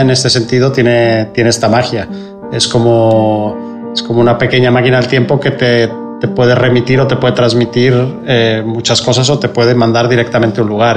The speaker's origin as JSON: {"language": "Spanish", "country": "Mexico", "moved": "as an adult", "lives_now": "Barcelona, Spain", "said": "soy fotógrafo mexicano. Llevo más de 20 años afincado en Barcelona"}